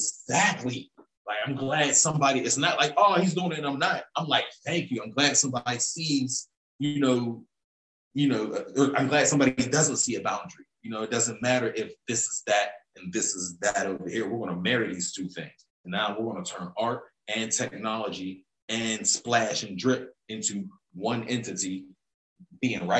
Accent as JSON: {"language": "English", "town": "Pittsburgh", "region": "Pennsylvania", "country": "United States", "said": "I'm from here"}